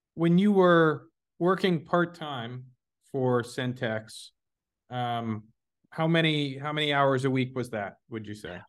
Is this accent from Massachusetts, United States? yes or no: no; Dallas, Texas, United States; moved away; I'm from Dallas originally